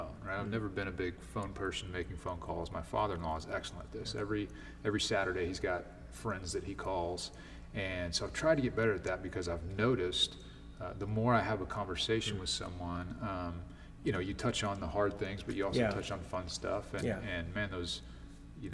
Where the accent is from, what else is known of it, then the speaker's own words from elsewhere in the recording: United States; as a American people, rebellion and distrust of authority is kind of baked into who we are